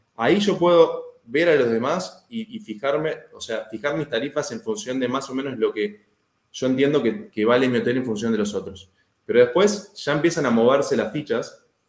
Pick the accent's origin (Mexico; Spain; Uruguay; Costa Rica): Uruguay; yo vivo en Uruguay, soy uruguayo